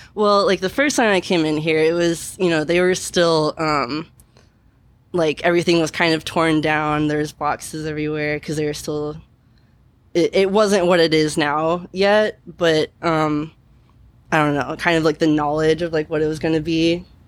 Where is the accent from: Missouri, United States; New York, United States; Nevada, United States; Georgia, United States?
Missouri, United States; Kansas City; moved away as an adult; now in Portland, United States; I'm from Kansas City, so it's like it's like the big city kind